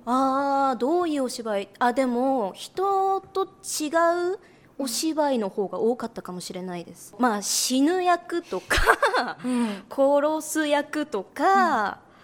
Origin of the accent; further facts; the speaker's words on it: Osaka, Japan; now in Tokyo, Japan; 大阪出身なので